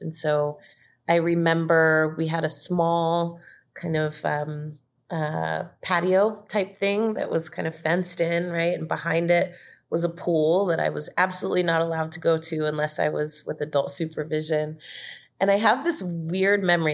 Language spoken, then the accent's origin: English; Marin County, Bay Area, California, United States; moved away as an adult; also born or lived in San Diego, United States; now in Georgia, United States; I was, um, born and raised in the Bay Area and, um, spent most of my time in Marin County from a small child all the way through high school